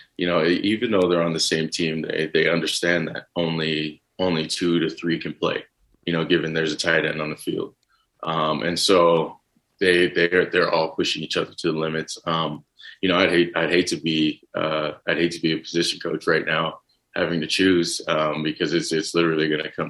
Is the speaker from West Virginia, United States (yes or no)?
no; Texas, United States; growing up in Texas